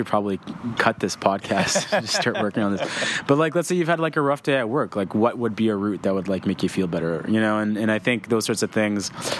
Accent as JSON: {"language": "English", "town": "Victoria", "region": "British Columbia", "country": "Canada", "tie": "born or raised there", "said": "I grew up in Victoria, British Columbia"}